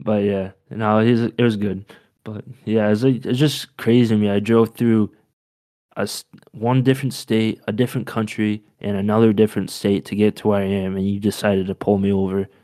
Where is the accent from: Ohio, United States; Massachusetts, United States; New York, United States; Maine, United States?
Maine, United States; I'm from Maine